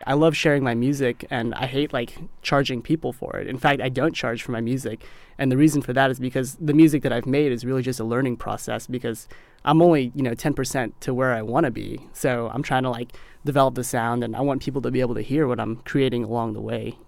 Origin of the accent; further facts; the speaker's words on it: Mississippi, United States; When I was growing up in Mississippi